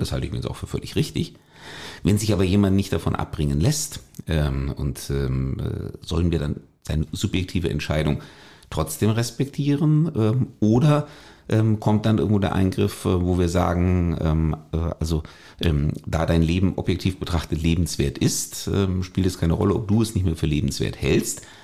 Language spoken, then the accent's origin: German; Germany